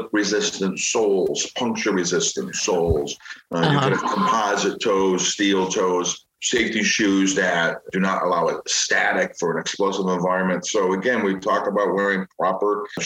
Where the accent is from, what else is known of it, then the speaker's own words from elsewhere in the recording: Chicago, Illinois, United States; I'm from Chicago